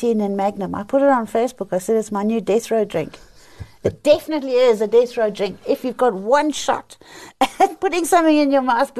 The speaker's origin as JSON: {"language": "English", "country": "South Africa", "tie": "born or raised there", "said": "I was born in South Africa. I was raised by a black lady called Lizzie"}